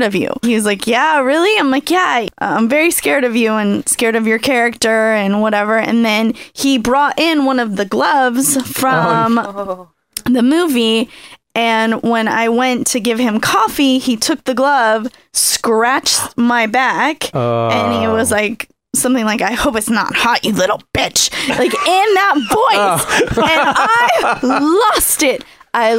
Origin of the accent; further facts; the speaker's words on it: Los Angeles, California, United States; I was born and raised in Los Angeles, just like Rachel and just like Leo